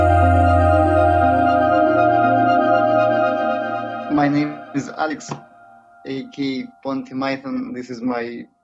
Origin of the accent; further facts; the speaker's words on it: Saint Petersburg, Russia; moved away as an adult; now in Vilnius, Lithuania; Here in Vilnius, same as in my hometown, St. Petersburg